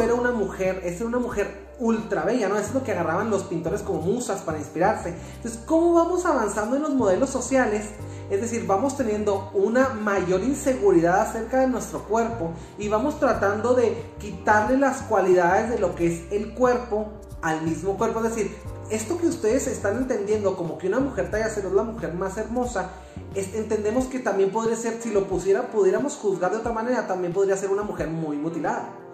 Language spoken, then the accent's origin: Spanish; Chihuahua, Mexico; Yo soy de aquí de Chihuahua